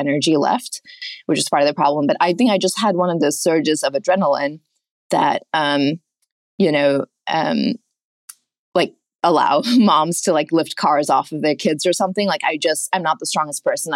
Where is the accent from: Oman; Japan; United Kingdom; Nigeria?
Oman; moved away; I grew up in Oman, a mile away from the beach.